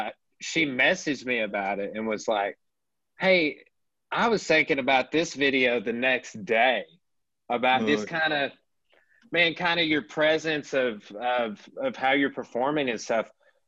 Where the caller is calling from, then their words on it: Arkansas, United States; I'm contacting you from Arkansas. Right, like Southern United States, like we're you know kind of an obscure place to be.